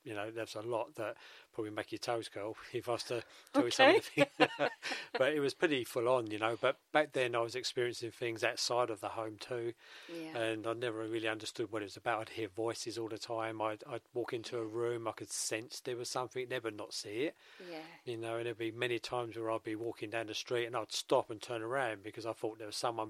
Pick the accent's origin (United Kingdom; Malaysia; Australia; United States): United Kingdom; London; Yeah, average, same as everybody else, in a typical East End working class family.